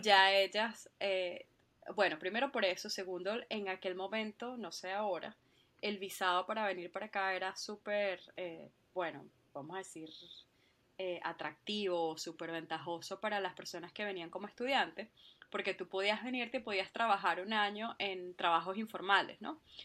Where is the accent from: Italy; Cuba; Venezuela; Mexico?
Venezuela; moved away as an adult; also born or lived in Spain; now in Ireland; yo soy eh, venezolana, por supuesto, eh, y ahorita estoy viviendo acá en, Irlanda